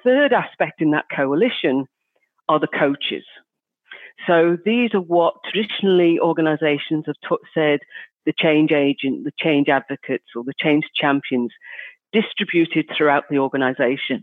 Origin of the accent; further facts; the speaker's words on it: Liverpool, North West England, United Kingdom; I'm from Liverpool